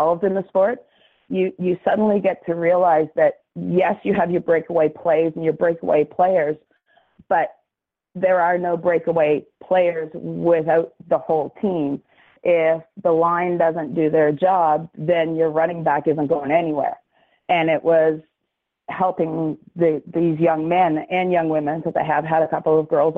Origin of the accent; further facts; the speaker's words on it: Dartmouth, Nova Scotia, Canada; now in Halifax, Canada; I grew up here in Nova Scotia, born and raised in Dartmouth, and I live in Halifax